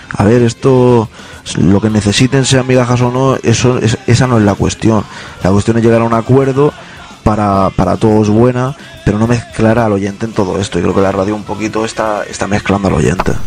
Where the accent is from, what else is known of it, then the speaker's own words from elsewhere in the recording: Catalonia, Spain; Yo como catalán y español, él sabe lo que es una estelada, todos los catalanes sabemos lo que es una estelada